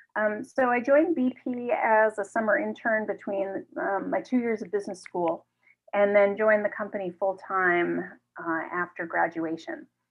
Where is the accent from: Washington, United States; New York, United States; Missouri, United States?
New York, United States; New York City; I grew up in New York City, uh, right in the heart of Manhattan